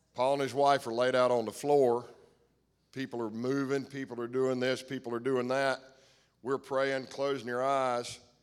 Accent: United States; I grew up in Stanley County, I couldn't ask for a better p-, set of parents

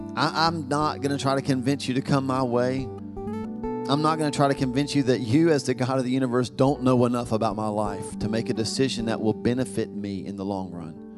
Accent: the Bible Belt, the South, United States; we're from the South, the Bible Belt

